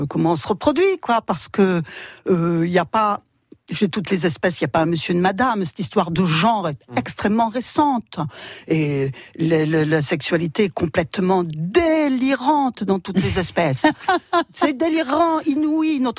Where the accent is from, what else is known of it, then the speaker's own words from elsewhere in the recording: Dunkirk, Hauts-de-France, France; also born or lived in Strasbourg; moi je suis dunkerquoise, je suis nordiste, oui. Je suis implantée.